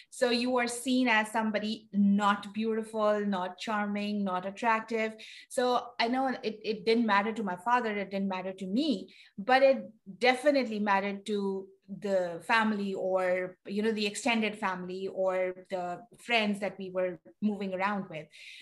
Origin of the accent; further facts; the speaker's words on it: Pakistan; now in United States; I'm originally from Pakistan